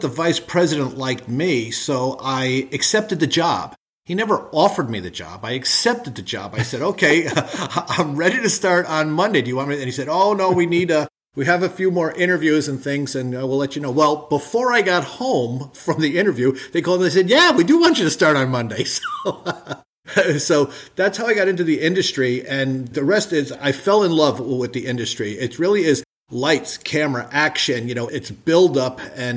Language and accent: English; Trumbull, Connecticut, United States; born or raised there